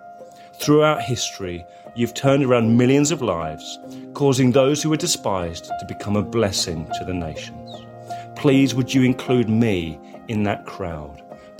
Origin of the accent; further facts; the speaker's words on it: England, United Kingdom; As an Englishman